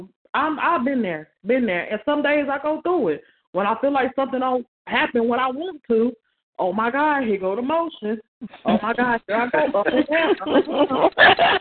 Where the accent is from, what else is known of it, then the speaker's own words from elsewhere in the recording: North Carolina, United States; when I moved back to my hometown